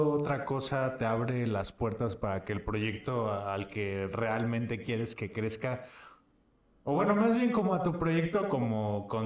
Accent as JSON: {"language": "Spanish", "town": "Apatzingán", "region": "Michoacán", "country": "Mexico", "said": "es que soy de Michoacán."}